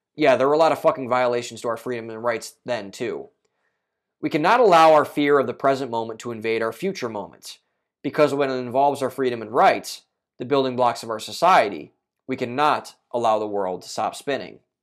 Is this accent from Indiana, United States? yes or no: no; Ohio, United States; Ohio Governor Mike DeWine, my home state governor